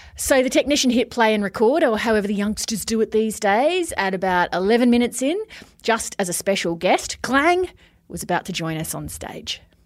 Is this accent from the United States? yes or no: no; Australia; as an Australian